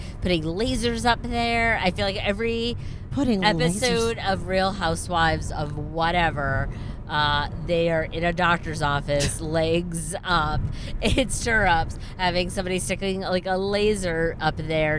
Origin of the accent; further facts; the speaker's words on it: United States; also born or lived in New York City; I grew up in the New York media market, like right outside of New York City.